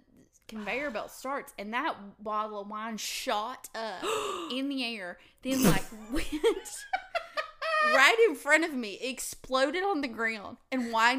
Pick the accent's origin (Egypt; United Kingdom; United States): United States; Tennessee; I'm from Tennessee.